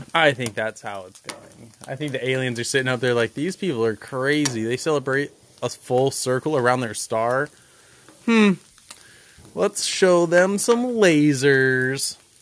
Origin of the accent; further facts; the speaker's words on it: Pacific Northwest, United States; we're coastal culture, and we come from the Pacific Northwest.